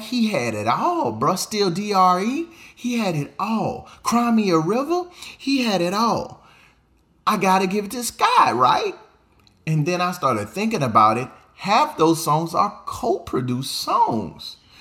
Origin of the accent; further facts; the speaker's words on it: the South, United States; I'm from the South.